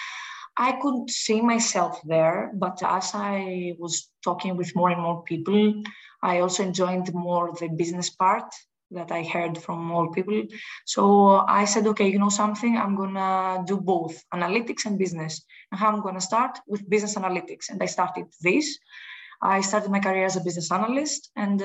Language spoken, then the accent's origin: English; Greece; I'm from Greece.